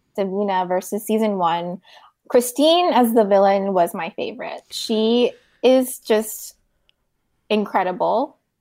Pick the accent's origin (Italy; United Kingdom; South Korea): South Korea; moved away; I grew up in Korea